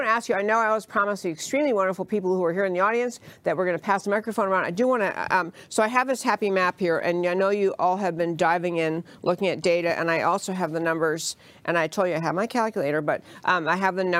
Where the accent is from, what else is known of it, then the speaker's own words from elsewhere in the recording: New York, United States; moved away; because I grew up in New York.